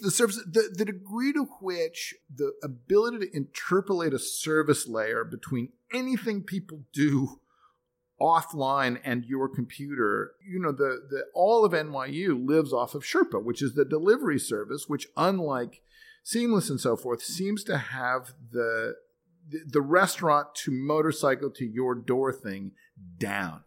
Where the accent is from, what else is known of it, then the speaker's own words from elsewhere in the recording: United States; as an American